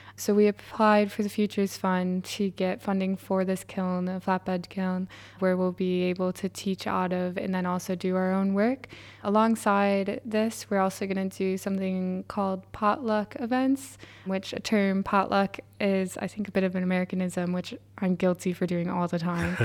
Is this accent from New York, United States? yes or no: yes; New York, United States; moved away as an adult; now in Sunderland, United Kingdom; am from New York or, like, I also went there in university